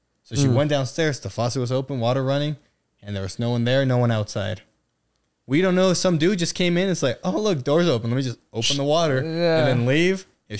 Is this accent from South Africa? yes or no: no; Mexico; also born or lived in California; I came from Mexico and California.